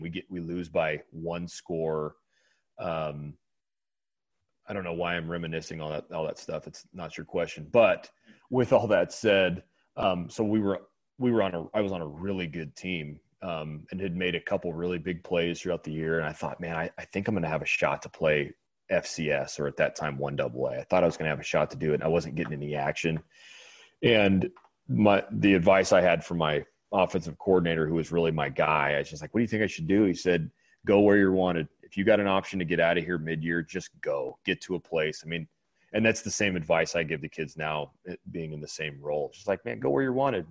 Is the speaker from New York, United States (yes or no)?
no; Bakersfield, California, United States; I'm from California. I'm from Bakersfield, California